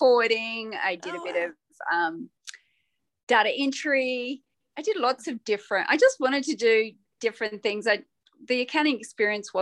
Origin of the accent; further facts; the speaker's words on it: Canberra, Australian Capital Territory, Australia; moved away as an adult; also born or lived in Queensland / Sydney; now in Denver, United States; I was born in Queensland. I lived in Western Australia for like 6-7 years and then I moved to Canberra. So I did most of my schooling in Canberra.